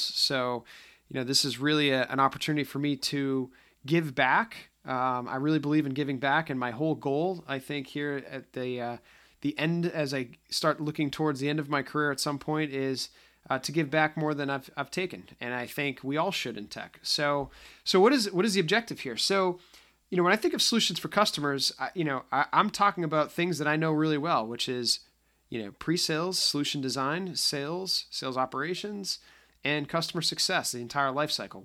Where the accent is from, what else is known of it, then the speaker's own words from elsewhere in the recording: just outside of Boston, Massachusetts, United States; accent: slight accent (Boston); I may have a slight accent. I am just outside of Boston. So if I tend to sound like I'm from Goodwill Hunting, that's just, uh, the old school of me getting out. But, um, no, I, uh, I enjoy being from the Northeast